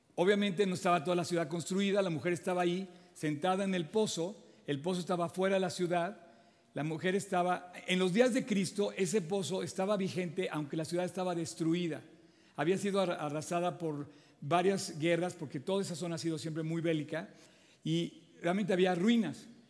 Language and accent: Spanish; Mexico; todos somos mexicanos